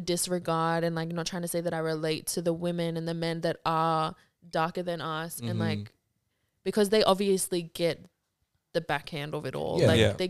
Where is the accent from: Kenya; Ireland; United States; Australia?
Australia; Mount Druitt, New South Wales; because I'm from Mount Druitt.